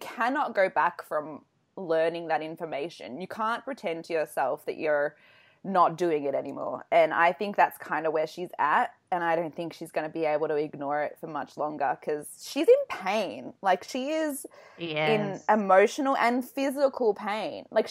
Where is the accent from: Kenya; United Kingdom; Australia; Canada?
Australia; I'm because from Australia